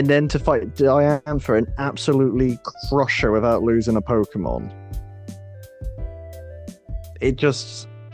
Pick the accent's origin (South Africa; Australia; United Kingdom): United Kingdom; we're British